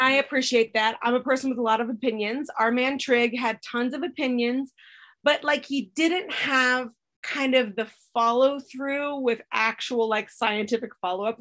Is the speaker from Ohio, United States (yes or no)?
no; Colorado, United States; I grew up in Colorado